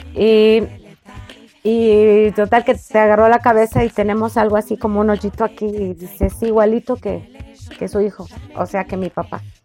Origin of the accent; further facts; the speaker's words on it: Córdoba, Veracruz, Mexico; somos originarios de Córdoba, Veracruz. Y ya tenemos muchos años aquí